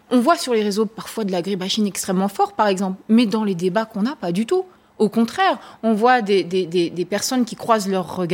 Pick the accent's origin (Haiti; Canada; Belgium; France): France; Comme je vous le disais, chez nous, en France en tout cas, la participation n'est pas directement décisionnaire.